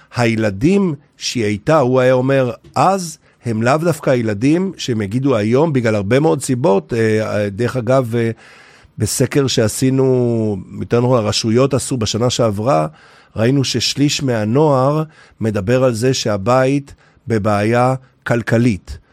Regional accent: Haifa area, Haifa District, Israel; רחוק בערבות חיפה, אנחנו חבורת בנים במשפחה

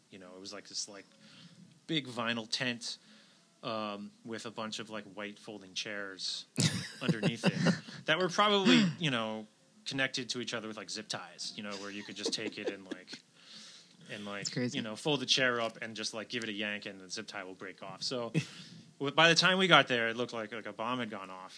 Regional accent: outside New York City, United States; I grew up outside New York City

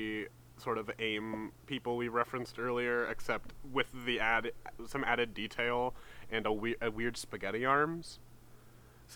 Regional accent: Canada; I'm Canadian

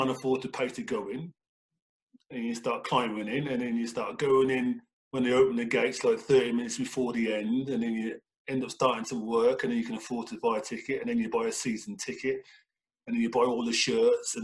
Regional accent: Birmingham, West Midlands, United Kingdom; moved away as an adult; now in Canada; it being Birmingham and being my hometown club

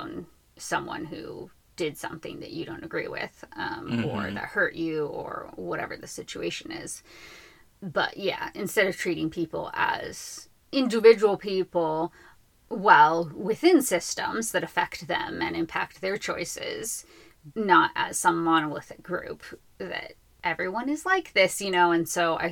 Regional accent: Los Angeles, California, United States; growing up in Los Angeles

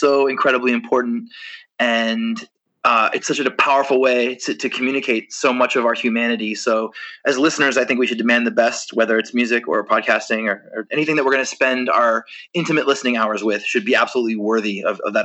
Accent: Maryland, United States; I grew up in Maryland

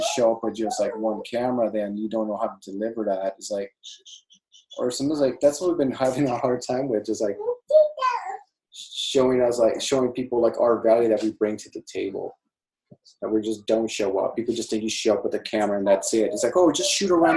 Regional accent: United States; I'm Mexican American. My parents are Mexican. Are Mexican. And I was born here, so I guess Mexican American, that would be.

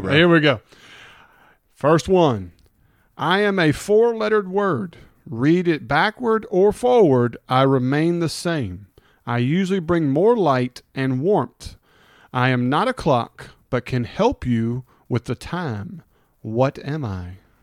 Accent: Hernando, Mississippi, United States; I'm from Hernando, graduated from Hernando

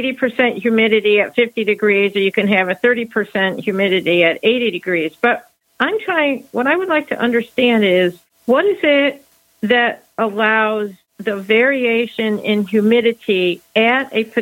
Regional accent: Central Michigan, United States; Michigan, Central Michigan.

